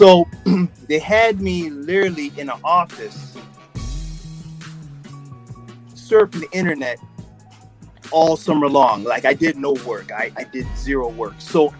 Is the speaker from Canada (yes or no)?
no; U.S. Virgin Islands; moved away as an adult; also born or lived in New York / Florida; So my story is, well, I was born in New York, but I grew up in the Virgin Islands. So I grew up in St. Thomas, and I had come back. I had moved to Florida for college.